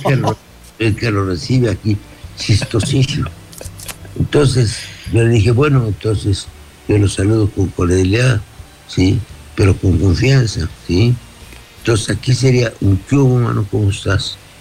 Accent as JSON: {"language": "Spanish", "country": "Mexico", "said": "somos todos los mexicanos"}